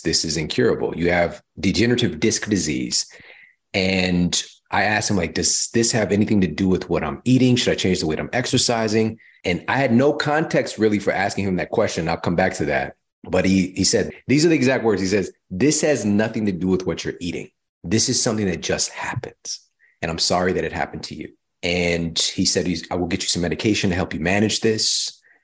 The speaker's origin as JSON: {"language": "English", "region": "Midwest", "country": "United States", "also_born_or_lived": "Missouri", "moved": "yes", "lives_now": "California, United States", "said": "I'm from the Midwest"}